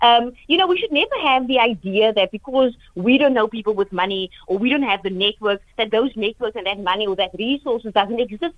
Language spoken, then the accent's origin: English; South Africa; then I would have played my part as a South African.